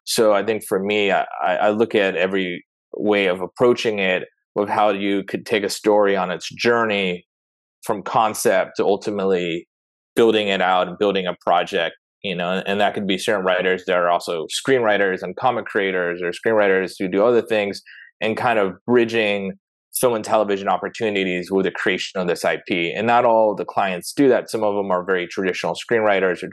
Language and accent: English; San Diego, California, United States; I grew up in San Diego